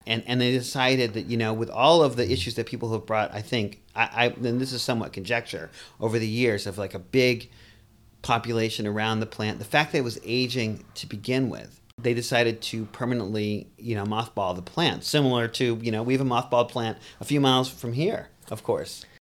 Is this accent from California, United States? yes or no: no; Boston, Massachusetts, United States; moved away; also born or lived in New York City; I grew up in Boston, too. Um, you may catch that accent a little bit.